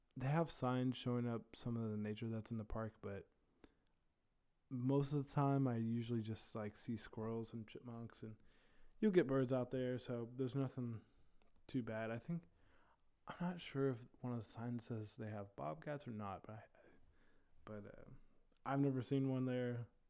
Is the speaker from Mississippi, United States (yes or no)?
no; Terre Haute, Indiana, United States; I am from Terre Haute, Indiana